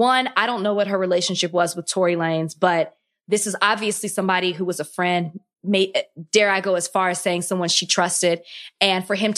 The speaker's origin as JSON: {"language": "English", "town": "Dallas", "region": "Texas", "country": "United States", "said": "I'm from Dallas, so I was"}